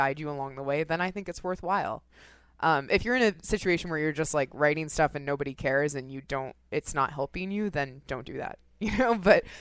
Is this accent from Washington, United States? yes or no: yes; Seattle, Washington, United States; moved away as an adult; now in New York, United States; I grew up in Seattle